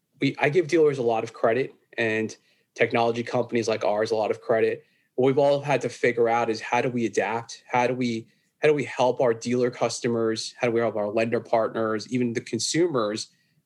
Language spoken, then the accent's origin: English; New York, United States; accent: New York; So, from New York, living on Long Island here. Been here all my life, pretty much. Hence the heavy accent, the New York accent I got.